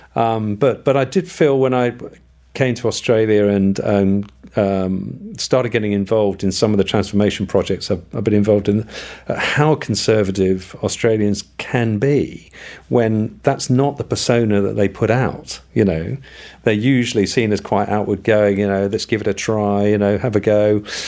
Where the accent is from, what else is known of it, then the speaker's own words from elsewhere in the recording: United Kingdom; moved away; I am British.